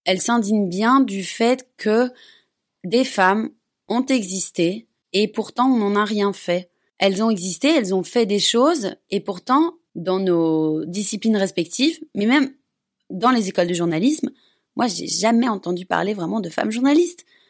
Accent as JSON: {"language": "French", "country": "Belgium", "moved": "yes", "said": "je suis belge"}